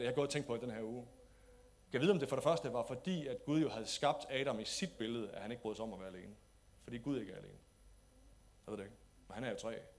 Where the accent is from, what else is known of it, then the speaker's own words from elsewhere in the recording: Denmark; som danskere